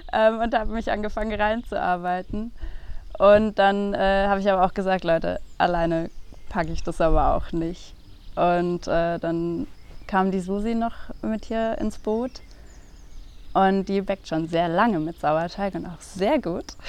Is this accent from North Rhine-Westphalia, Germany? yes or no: no; Chiemgau, Bavaria, Germany; vor knapp zwei Jahren hier wieder ins Chiemgau gezogen, wo ich aufgewachsen bin.